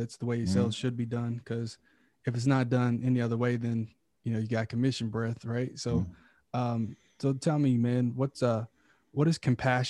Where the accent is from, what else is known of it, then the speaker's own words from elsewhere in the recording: Kentucky, United States; moved away as an adult; now in Calabasas, United States; I'm originally from Kentucky, born and raised, and then a year and a half ago, moved to Calabasas, California to pursue my potential.